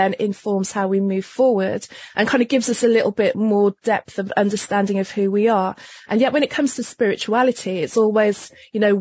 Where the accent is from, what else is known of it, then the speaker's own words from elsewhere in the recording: Wolverhampton, West Midlands, United Kingdom; moved away; also born or lived in London; I was born in London, but I actually grew up in a very small town outside of London called Wolverhampton